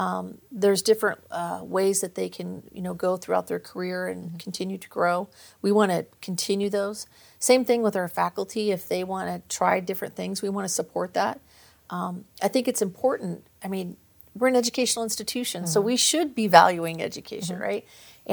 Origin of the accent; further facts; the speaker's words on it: Visalia, California, United States; also born or lived in Bay Area; No, actually, I grew up in Visalia.